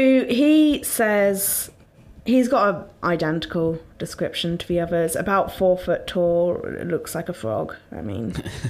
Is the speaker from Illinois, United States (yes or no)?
no; Ohio, United States; I grew up in Ohio, near Loveland, and saw it when camping.